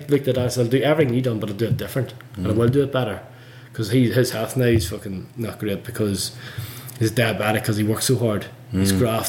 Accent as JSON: {"language": "English", "region": "Northern Ireland", "country": "United Kingdom", "tie": "born or raised there", "also_born_or_lived": "Christchurch, New Zealand", "moved": "yes", "lives_now": "Queenstown, New Zealand", "said": "because of the whole religion thing growing up in Northern Ireland"}